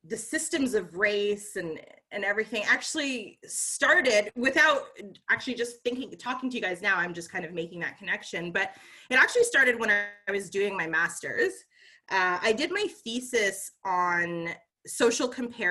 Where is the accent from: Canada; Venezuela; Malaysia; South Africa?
Canada; Ottawa, Ontario; now in Gatineau, Canada; I grew up on the Ottawa side in the East End, and so it's very French